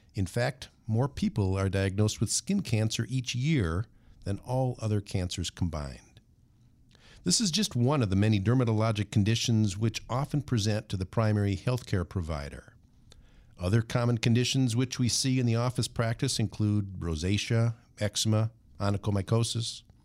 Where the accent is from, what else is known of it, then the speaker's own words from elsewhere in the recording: Minnesota, United States; sunburns were a common part of growing up in Minnesota